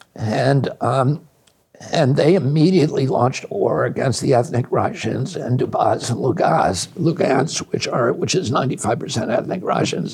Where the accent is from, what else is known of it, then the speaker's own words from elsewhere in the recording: Virginia, United States; I grew up you know in Virginia when it was illegal for a black man to marry a white woman.